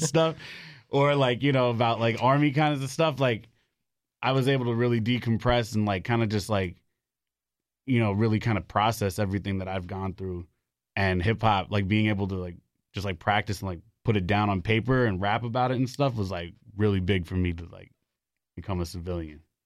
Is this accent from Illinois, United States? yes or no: no; New York City, New York, United States; now in Raleigh, United States; I'm from the Bronx. Moved down here to Raleigh, like, five years ago